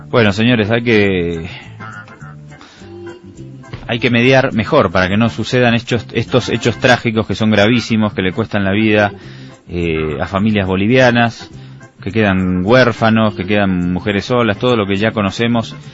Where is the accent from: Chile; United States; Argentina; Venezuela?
Argentina; born there; y yo nací en Argentina en el año 1976, eh, dos meses después del golpe de Estado de Videla.